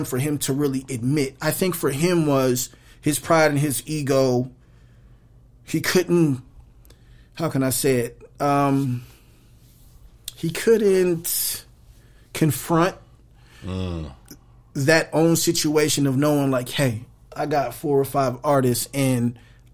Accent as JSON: {"language": "English", "town": "Phoenix", "region": "Arizona", "country": "United States", "said": "I was from Phoenix"}